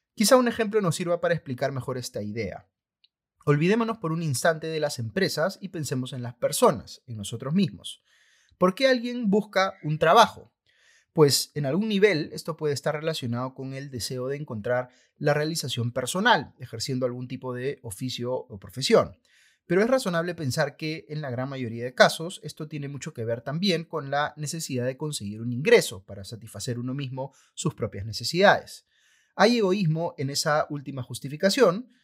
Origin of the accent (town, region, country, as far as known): Peru